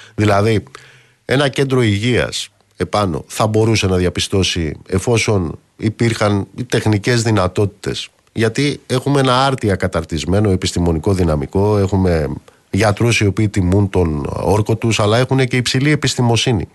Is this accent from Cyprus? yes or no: no; Amaliada, Western Greece, Greece; στην Αμαλιάδα, κάτω στην Κουρούτα, στην πατρίδα μου